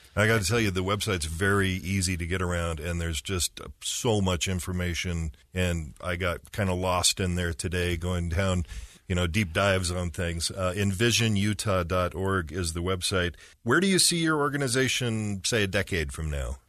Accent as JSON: {"language": "English", "region": "Utah", "country": "United States", "tie": "born or raised there", "said": "I grew up in Utah County, and so my whole life, driving around the point of the mountain"}